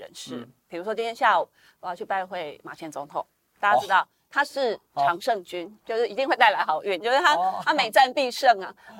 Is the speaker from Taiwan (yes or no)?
yes; Zhongpu, Chiayi County, Taiwan; moved away; 我真的是土生土长的嘉义县人，我就是从小出生在嘉义县中埔乡，然后我也是中埔国中毕业，后来才念嘉义女中，所以中埔真的是我的故乡。